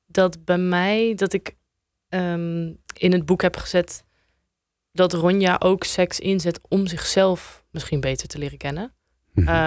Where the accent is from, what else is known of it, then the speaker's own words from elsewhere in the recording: Apeldoorn, Gelderland, Netherlands; also born or lived in Amsterdam; omdat ik zelf eh, tien jaar daar heb gewoond. En ik kwam uit Apeldoorn naar Zuidoost.